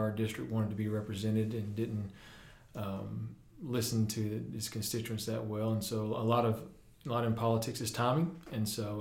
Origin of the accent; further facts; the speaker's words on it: Jackson, Tennessee, United States; born and raised in Jackson